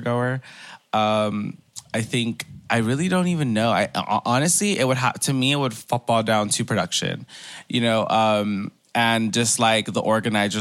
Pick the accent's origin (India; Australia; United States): United States; Los Angeles, California; me growing up in Koreatown